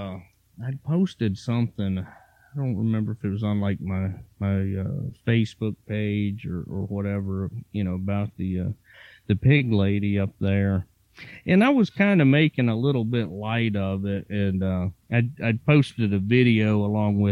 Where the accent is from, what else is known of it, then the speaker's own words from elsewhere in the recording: Virginia, United States; I grew up in Virginia and, I kind of in the country